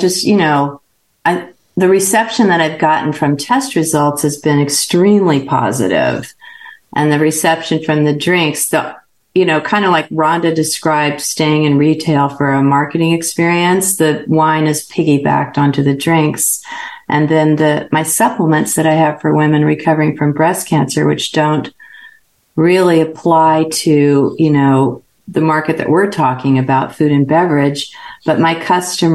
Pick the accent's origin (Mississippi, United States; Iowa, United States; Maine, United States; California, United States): California, United States; Northern; I grew up in Northern California